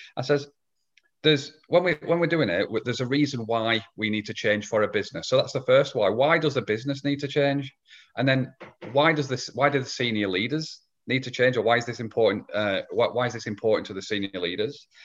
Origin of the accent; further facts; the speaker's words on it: England, United Kingdom; I'm from Old England, um, as opposed to, as opposed to New England. So, yeah, I live in, live in England.